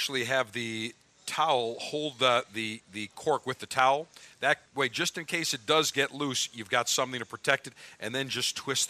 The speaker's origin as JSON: {"language": "English", "town": "Buffalo", "region": "New York", "country": "United States", "tie": "born or raised there", "said": "which was Channel 4 growing up in Buffalo."}